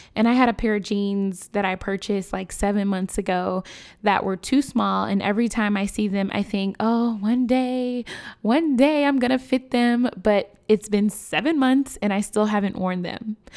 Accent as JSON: {"language": "English", "town": "Chicago", "region": "Illinois", "country": "United States", "tie": "born or raised there", "said": "My hometown, Chicago, we are no stranger to gun violence"}